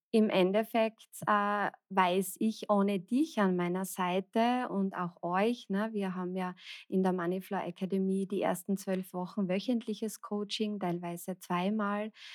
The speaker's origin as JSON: {"language": "German", "country": "Austria", "said": "ich komme aus Österreich"}